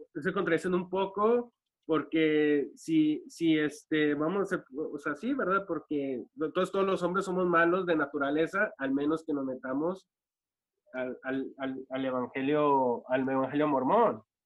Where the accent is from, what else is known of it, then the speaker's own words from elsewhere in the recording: Ciudad Juárez, Chihuahua, Mexico; also born or lived in Los Angeles; now in El Paso, United States; Yo soy de, acá de El Paso, Ciudad Juárez. Bueno, vivo en la frontera. de, Ciudad Juárez, pero vivo en El Paso, Texas.